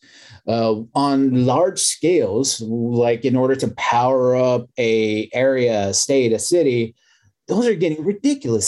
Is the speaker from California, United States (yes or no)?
no; Texas, United States; I'm from Texas